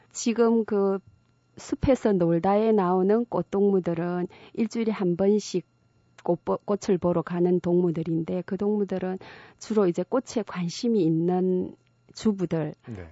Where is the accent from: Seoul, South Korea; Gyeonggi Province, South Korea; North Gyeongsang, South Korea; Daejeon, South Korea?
North Gyeongsang, South Korea; Uljin; now in Gimhae, South Korea; 경북 울진의 작은 산골 마을에서 태어났습니다